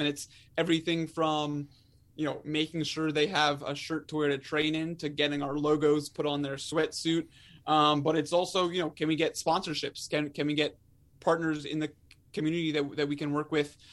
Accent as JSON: {"language": "English", "region": "Maryland", "country": "United States", "tie": "born or raised there", "said": "I'm born and raised in Maryland"}